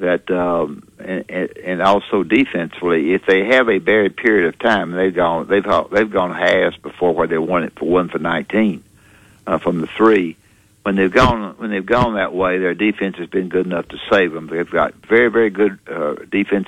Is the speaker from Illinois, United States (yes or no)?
no; Florence, Alabama, United States; I'm from Florence